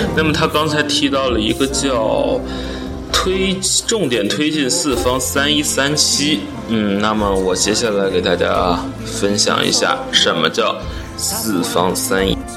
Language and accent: Chinese; Baoding, Hebei, China; 我们保定的地方电台，来打造我们保定人保定话